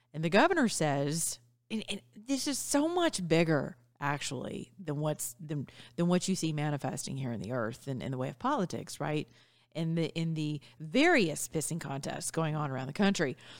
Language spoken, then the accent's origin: English; the South, United States; also born or lived in Georgia; as we say in the South